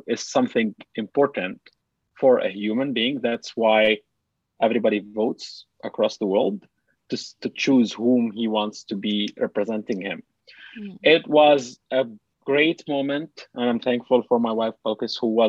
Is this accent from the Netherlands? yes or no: no; Lebanon; also born or lived in Dubai; now in Canada; I'm a Palestinian refugee in Lebanon